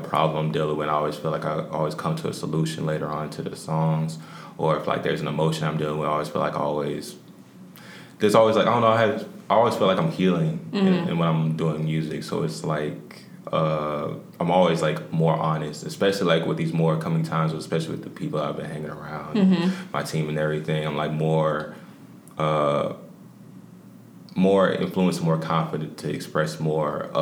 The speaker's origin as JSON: {"language": "English", "town": "Lithonia", "region": "Georgia", "country": "United States", "tie": "born or raised there", "also_born_or_lived": "Anderson, South Carolina / Hartwell, Georgia", "said": "Anderson, South Carolina, which I was born. And then, like, I was raised in between there and Lithonia. So, but I was raised mostly in Lithonia"}